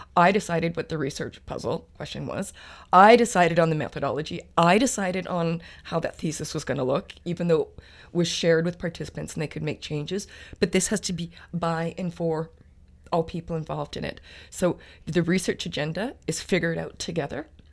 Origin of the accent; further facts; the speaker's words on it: Treaty Six territory, Alberta, Canada; moved away as an adult; now in Victoria, Canada; I'm originally from Treaty Six territory, the University of Alberta